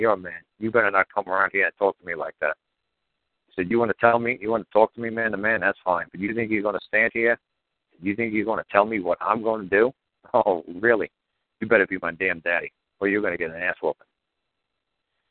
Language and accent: English; New York, United States; growing up in New York.